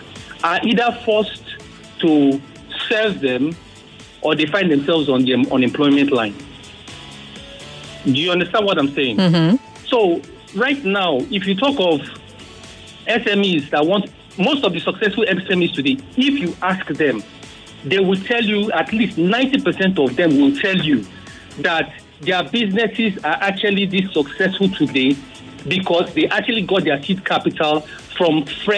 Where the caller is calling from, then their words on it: Lagos, Nigeria; I'm calling from Pestac Town.